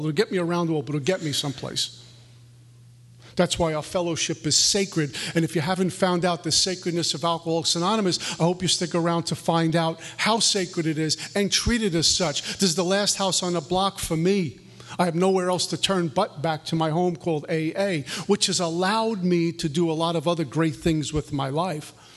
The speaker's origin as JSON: {"language": "English", "town": "New York City", "region": "New York", "country": "United States", "tie": "born or raised there", "said": "I grew up in Brooklyn, New York, the capital of materialism"}